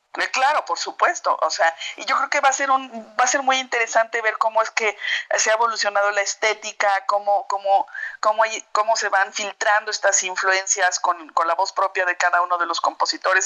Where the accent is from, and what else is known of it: Mexico